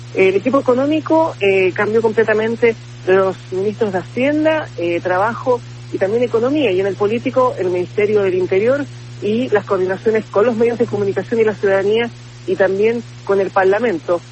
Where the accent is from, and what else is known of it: Chile